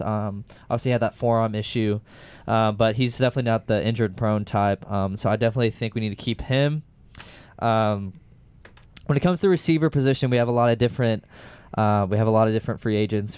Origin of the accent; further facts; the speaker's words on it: Houston, Texas, United States; I'm from Houston.